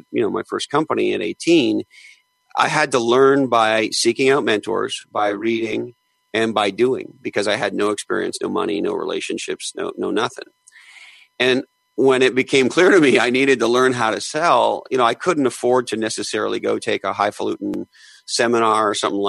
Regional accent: Eastern Canada, Canada; I grew up in Eastern Canada.

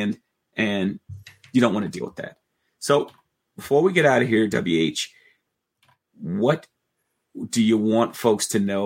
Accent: New York, United States; as a New Yorker

